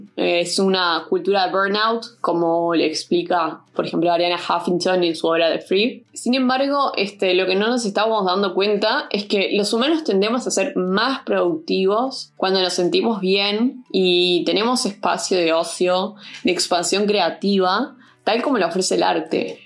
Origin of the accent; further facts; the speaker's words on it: Montevideo, Uruguay; also born or lived in Bolivia; soy uruguaya boliviana y nací en Montevideo, Uruguay